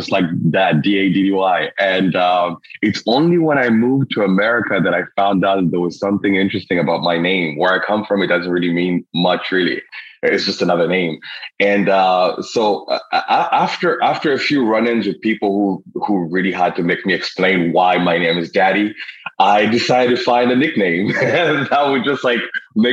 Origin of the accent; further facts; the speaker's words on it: Rwanda; also born or lived in Toronto, Canada; now in Montreal, Canada; I was born and raised in Rwanda